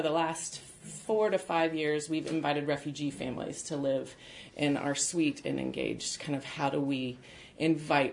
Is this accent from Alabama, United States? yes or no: yes; Birmingham, Alabama, United States; I grew up in Birmingham, Alabama, and my dad worked with Young Life.